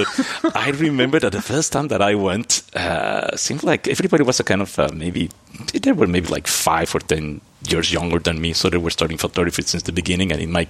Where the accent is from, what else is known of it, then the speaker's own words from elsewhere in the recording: Antwerp, Flanders, Belgium; born there; But so I was born in Antwerp.